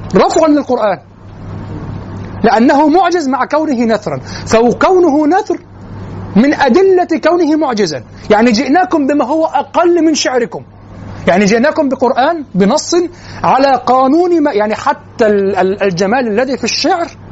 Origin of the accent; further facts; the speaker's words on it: Egypt; نحن كمصريين